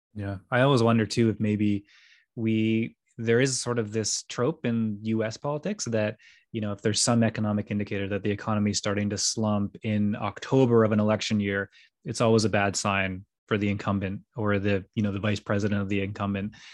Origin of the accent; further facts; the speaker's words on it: Stonehaven, Scotland, United Kingdom; I come from Stonehaven, which is in the north of Scotland